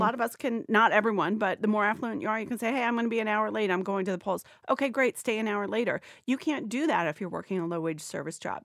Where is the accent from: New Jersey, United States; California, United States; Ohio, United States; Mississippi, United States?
Ohio, United States; moved away; I'm from Ohio originally.